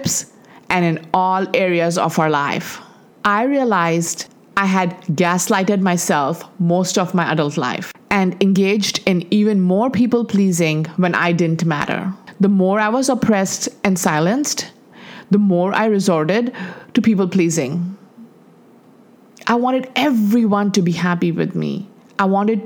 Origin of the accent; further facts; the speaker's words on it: Dubai, United Arab Emirates; moved away as an adult; also born or lived in India; We grew up in Dubai, and in the 80s, when we graduated from high school, there were no colleges in Dubai